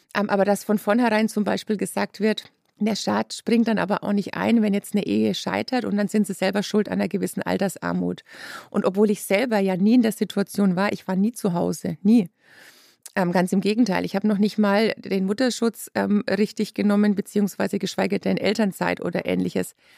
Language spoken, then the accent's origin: German; Lower Franconia, Bavaria, Germany; ich bin aus Unterfranken